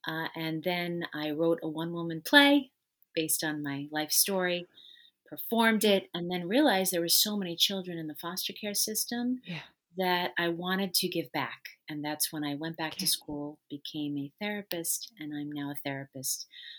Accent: New York, United States; So I am originally from New York, and I lived with my birth family for the first 15 months of my life.

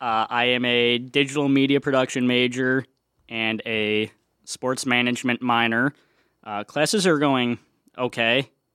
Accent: Chicago, Illinois, United States; I am a junior here From Chicago, Illinois

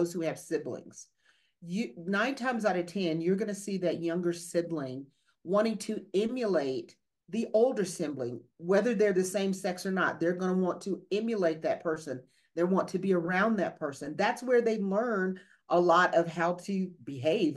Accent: the South, United States; accent: Southern; I'm from the South

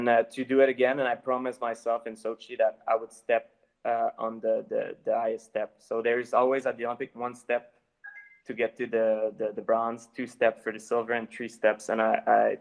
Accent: Canada

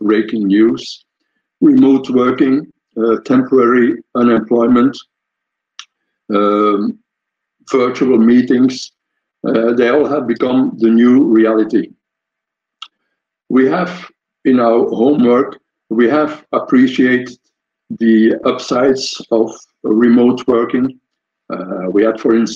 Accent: Belgium; I'm from Belgium, coming from Belgium

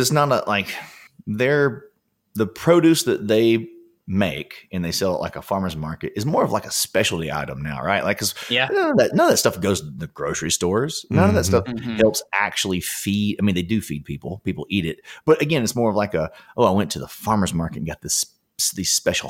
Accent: Alabama, United States; born or raised there; now in Los Angeles, United States

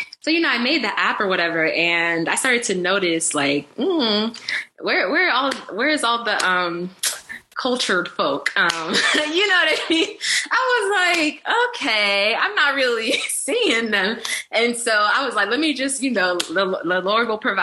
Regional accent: Raleigh, North Carolina, United States; also born or lived in Democratic Republic of the Congo / Boston; I'm used to Southern hospitality. I'm from North Carolina. I'm from Raleigh

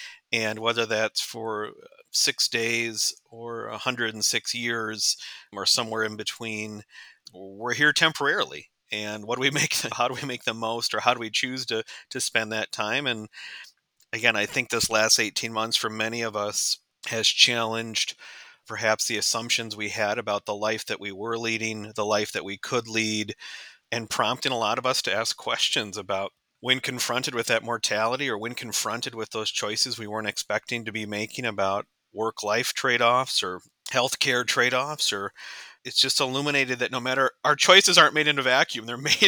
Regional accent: Houston, Texas, United States; born there; With a name like … you might not expect it, but I was actually born in Texas. I was born in Houston, Texas.

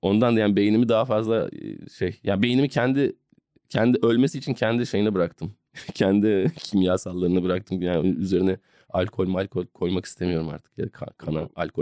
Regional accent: Istanbul, Turkey; ben İstanbulluyum yani beyaz Türk'üm

